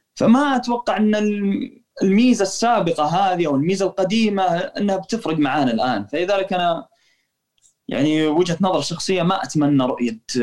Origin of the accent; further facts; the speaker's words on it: Saudi Arabia; عندنا في السعوديه نقول لاعب خشاش